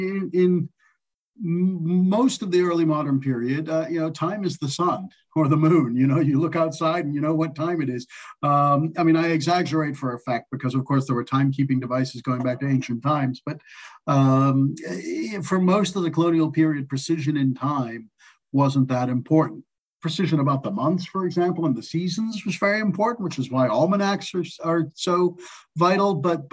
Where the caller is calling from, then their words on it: Manhattan, New York, United States; I'm calling in from Manhattan.